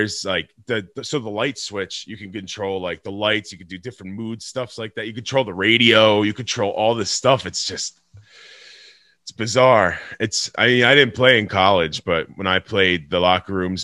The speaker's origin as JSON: {"language": "English", "town": "Middletown", "region": "New York", "country": "United States", "also_born_or_lived": "Boston", "moved": "yes", "said": "I'm from Middletown, so I actually lived in Boston. So I was either in Boston or in Middletown, New York"}